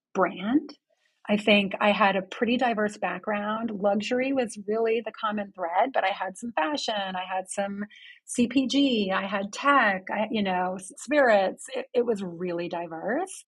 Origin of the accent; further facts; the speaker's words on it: London, United Kingdom; also born or lived in Houston, Texas / United States; now in New York City, United States; I actually grew up in London, England